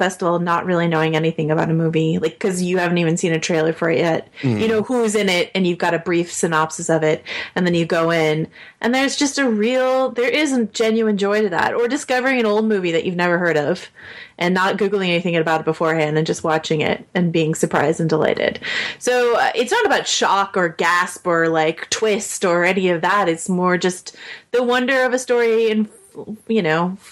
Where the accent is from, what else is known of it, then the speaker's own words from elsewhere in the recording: 20 minutes from Lucas Valley Ranch, California, United States; I grew up like 20 minutes from Lucas Valley Ranch